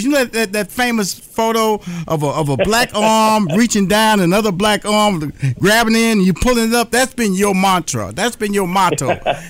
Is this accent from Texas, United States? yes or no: yes; Houston, Texas, United States; also born or lived in New York / Chicago / Los Angeles; now in Atlanta, United States; I've lived in, born and raised in Houston, Dr. Watkins. Mm-hmm. I lived in New York, Chicago, Los Angeles, and currently live in Atlanta.